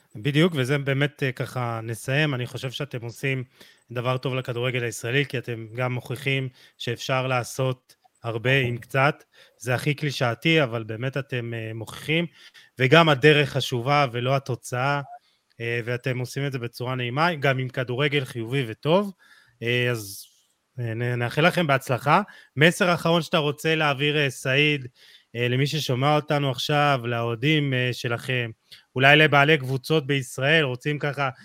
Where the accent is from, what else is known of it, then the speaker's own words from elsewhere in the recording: Jerusalem, Jerusalem District, Israel; אני ירושלמי